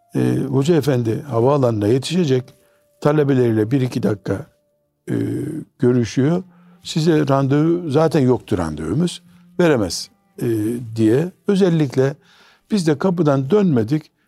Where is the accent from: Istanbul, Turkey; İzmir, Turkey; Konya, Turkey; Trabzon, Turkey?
Trabzon, Turkey; Trabzonluyum demiştim.